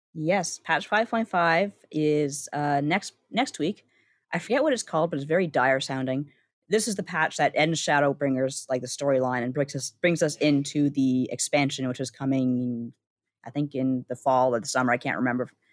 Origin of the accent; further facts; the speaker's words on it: Canada; as a Canadian